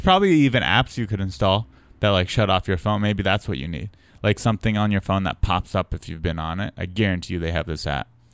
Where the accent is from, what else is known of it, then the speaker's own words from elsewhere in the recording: San Diego, California, United States; I was from San Diego